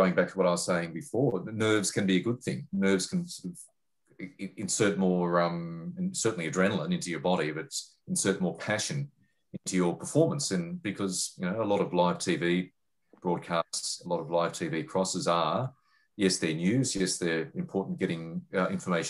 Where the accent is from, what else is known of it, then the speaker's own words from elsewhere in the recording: Sydney, New South Wales, Australia; moved away as an adult; now in Melbourne, Australia; I'm in Melbourne now, but I grew up in Sydney